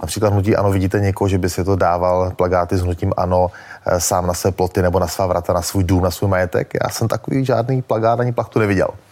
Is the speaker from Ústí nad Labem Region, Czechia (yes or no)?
no; Moravia, Olomouc Region, Czechia; já jsem z Moravy, z Olomouckého kraje